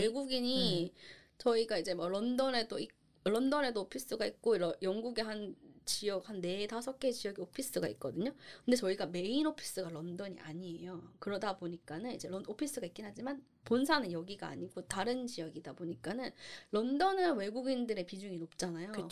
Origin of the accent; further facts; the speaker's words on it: South Korea; moved away as an adult; also born or lived in Singapore; now in United Kingdom; 제가 이제 한국인이기 때문에 그 한국인이라는 걸 먹고 들어간다는